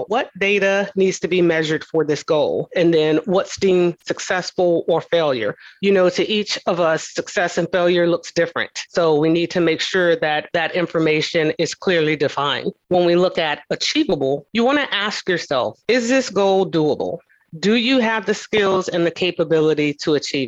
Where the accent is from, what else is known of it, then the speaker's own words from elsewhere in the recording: the South, United States; I'm from the South